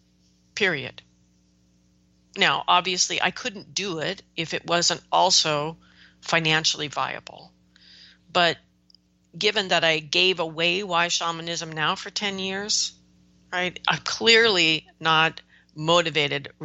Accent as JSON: {"language": "English", "country": "United States", "said": "I'm an American right now"}